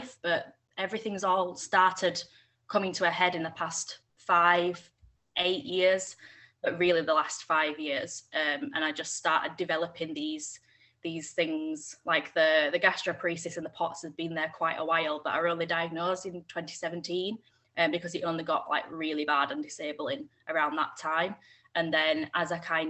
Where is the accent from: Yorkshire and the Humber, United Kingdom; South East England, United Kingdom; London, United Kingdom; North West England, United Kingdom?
Yorkshire and the Humber, United Kingdom; I'm 25 and I'm from Yorkshire.